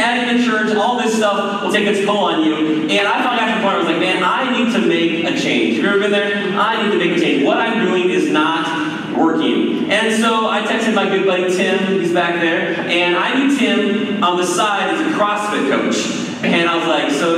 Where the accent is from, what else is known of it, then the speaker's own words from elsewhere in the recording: Maple Grove, Minnesota, United States; moved away as an adult; also born or lived in Colorado / Wisconsin; I grew up here in Maple Grove